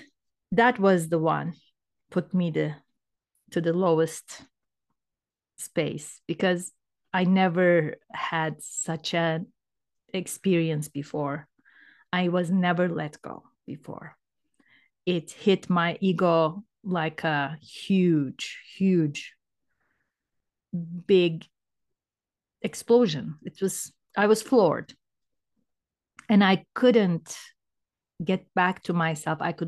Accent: Turkey; moved away as an adult; now in Canada; I'm from Turkey originally. And I was, I think, 37 years old when I moved to Canada

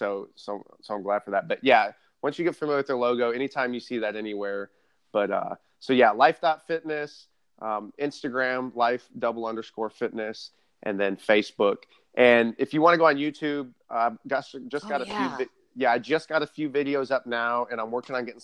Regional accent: southern Arizona, United States; moved away; I'm from Arizona originally, and they just got snow in like, I'm from southern Arizona, like the desert.

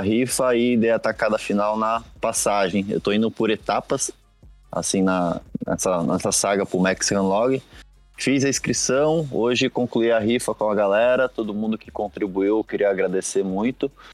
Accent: Brazil; nós que somos aqui do Brasil

